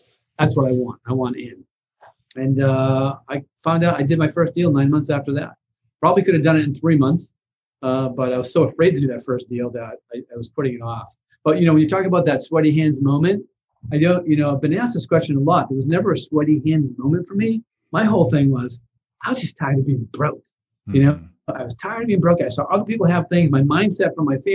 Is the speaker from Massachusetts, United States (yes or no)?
yes; Boston, Massachusetts, United States; I come from a lower middle class family, blue collar family in Boston.